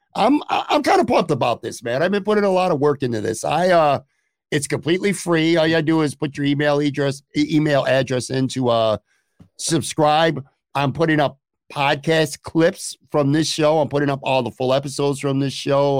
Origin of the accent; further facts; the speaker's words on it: Buffalo, New York, United States; also born or lived in Lackawanna / Orchard Park / Florida; now in West Seneca, United States; I grew up on the West Side